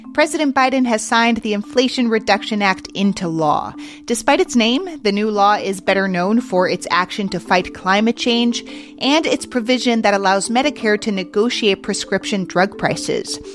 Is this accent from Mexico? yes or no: yes; Mexico City, Mexico; now in United States